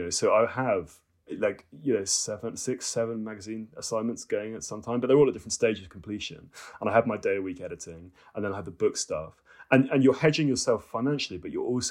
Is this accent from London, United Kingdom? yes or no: no; Cambridge, East of England, United Kingdom; I came from a sort of academic family in Cambridge